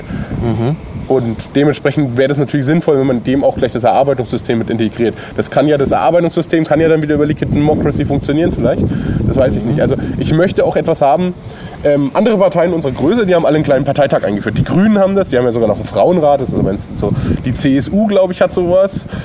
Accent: Bayreuth, Bavaria, Germany; moved away as an adult; also born or lived in Coburg; now in Bamberg, Germany; Ich komme aus der Stadt, aus der wir gerade drehen. Ähm, Bayreuth bin ich geboren

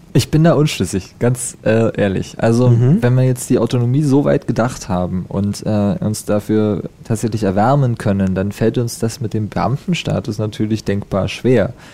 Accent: Unterspreewald, Brandenburg, Germany; Ich komme aus dem Unterspreewald, das ist der kleinere mhm. Zipfel nördlich ja. von dem großen Touristengebiet

